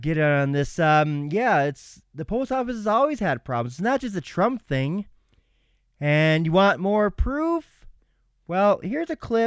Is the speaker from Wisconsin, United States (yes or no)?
no; Minnesota, United States; Minnesota, my home state